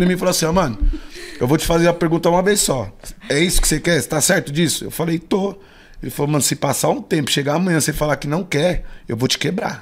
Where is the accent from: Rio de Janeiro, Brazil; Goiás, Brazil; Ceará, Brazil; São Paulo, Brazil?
São Paulo, Brazil; also born or lived in Taboão da Serra; eu nasci aqui em São Paulo, mas não me considero paulista